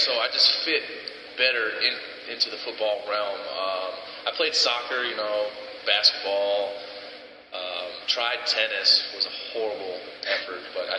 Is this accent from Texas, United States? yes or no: no; South Florida, United States; Growing up in South Florida, it's about 90 degrees all year round